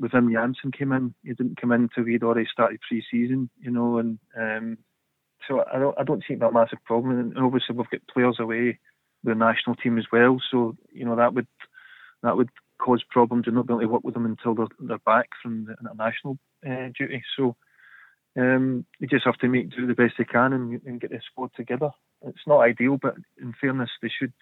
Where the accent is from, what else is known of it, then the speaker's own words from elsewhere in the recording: Scot, Scotland, United Kingdom; now in England; as a Scot